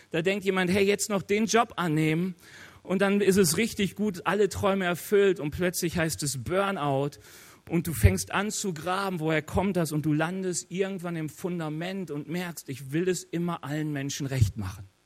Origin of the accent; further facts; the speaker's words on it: North Rhine-Westphalia, Germany; Ich bin aus dem Ruhrge Ruhrgebiet. Im Ruhrgebiet weiß jeder, was der Pütt ist.